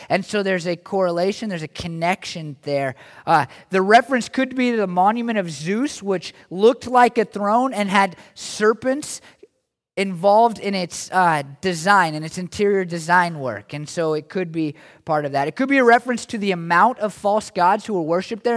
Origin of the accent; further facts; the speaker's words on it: United States; as American Christians